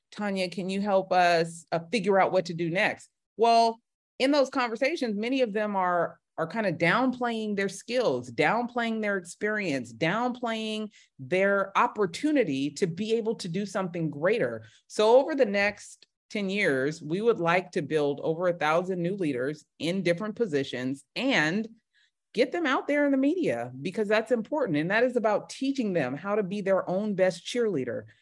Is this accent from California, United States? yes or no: yes; Bay Area, California, United States; also born or lived in Los Angeles, United States / Grambling, Louisiana, United States; I'm from the Bay Area